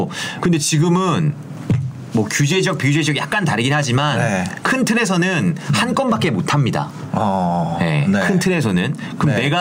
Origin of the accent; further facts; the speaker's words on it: Gangneung, Gangwon, South Korea; 출신인데 강릉도